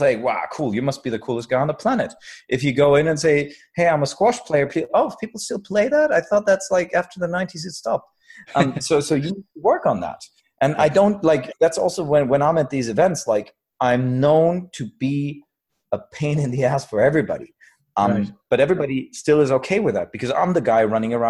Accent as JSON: {"language": "English", "country": "Germany", "said": "I come from Germany."}